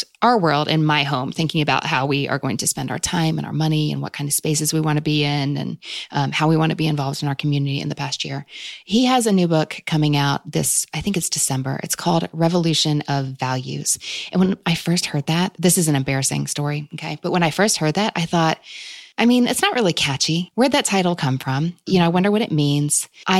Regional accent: Kentucky, United States; despite Kentucky being my home state and where I still live

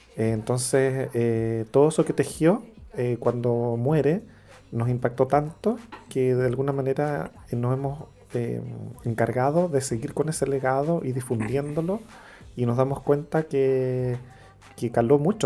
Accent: Santiago, Santiago Metropolitan Region, Chile; moved away as an adult; also born or lived in Valparaíso, Chile; now in Buenos Aires, Argentina; Vengo de al otro lado de la cordillera, de Santiago de Chile. Eh, nací en Valparaíso, pero me crié en Santiago.

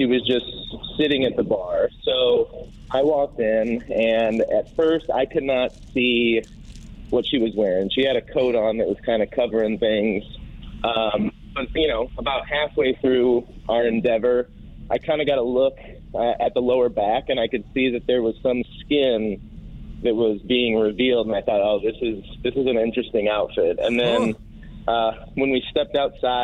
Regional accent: Jefferson County, Missouri, United States; also born or lived in South City, St. Louis; now in St. Louis, United States; As a Seckman grad, growing up in Jefferson County and then living in South City for the last 10 years

